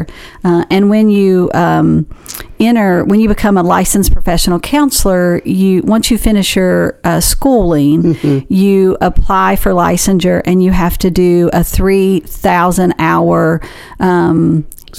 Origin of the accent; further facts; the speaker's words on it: Wyoming County, West Virginia, United States; also born or lived in Cleveland, Tennessee; now in Huntington, United States; We grew up in a very small town in West Virginia, the southern part of West Virginia. So I grew up in Wyoming County